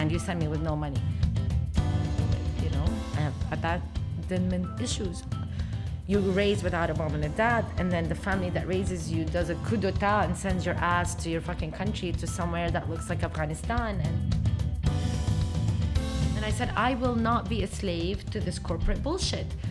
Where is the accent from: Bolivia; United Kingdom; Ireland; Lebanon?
Lebanon; Beirut; born or raised there; also born or lived in Abu Dhabi, United Arab Emirates